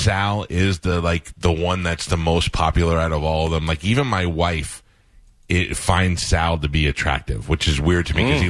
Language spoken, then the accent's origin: English; New York City, New York, United States; they're from Staten Island, I'm from Staten Island